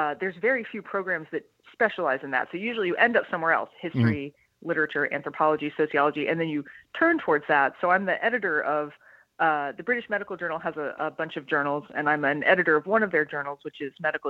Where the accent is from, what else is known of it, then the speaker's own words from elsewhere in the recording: Ohio, United States; also born or lived in Minnesota; I'm not from there. I'm from Ohio